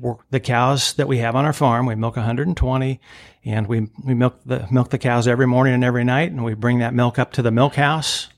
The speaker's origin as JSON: {"language": "English", "town": "Greenville", "region": "Illinois", "country": "United States", "tie": "born or raised there", "also_born_or_lived": "St. Louis, Missouri", "moved": "as an adult", "said": "I grew up here, product of Greenville in Bond County."}